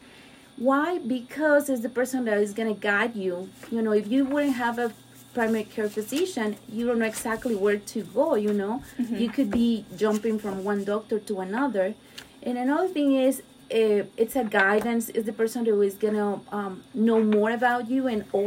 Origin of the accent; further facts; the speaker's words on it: Mexico; moved away as an adult; also born or lived in Miami Beach, Florida; now in United States; I'm Mexican. So I was born and raised in Mexico